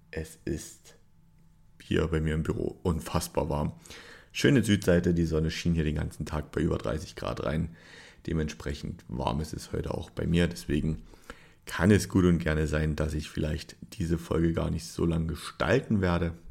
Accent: Saxony, Germany; Das Ärgert mich ein bisschen gerade so als Sachse, wo ich doch schon mal vorhatte, das ein oder andere Spiel nochmal anzuschauen.

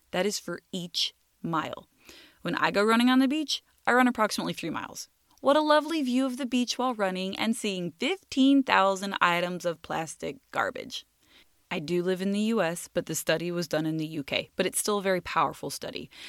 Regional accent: United States; I'm speaking as an American

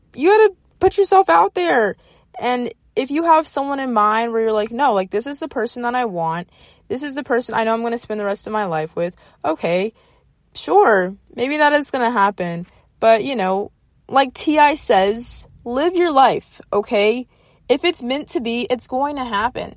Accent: the South, United States; I grew up in the South

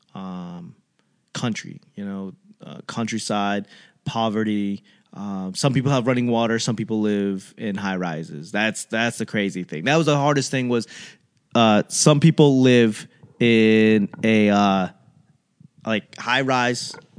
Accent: Boston, Massachusetts, United States; moved away; I grew up in Boston when it was like, uh, it was a shithole

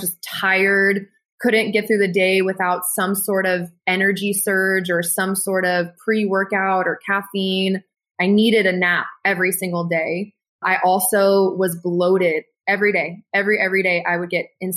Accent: Texas, United States; I'm Mexican German from Texas, grew up with a bodybuilder mentality

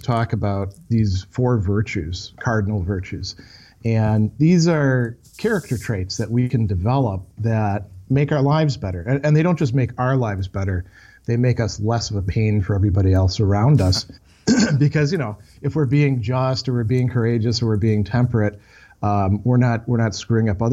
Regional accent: Milwaukee, Wisconsin, United States; moved away as an adult; my hometown of Milwaukee, where I grew up a little bit outside of this area

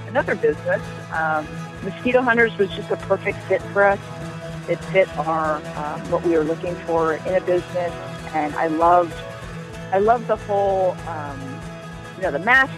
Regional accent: Miami, Florida, United States; moved away as an adult; also born or lived in Boston, Massachusetts; now in Bucks County, United States; I'm from South Florida, born and raised in Miami. Grew up down there

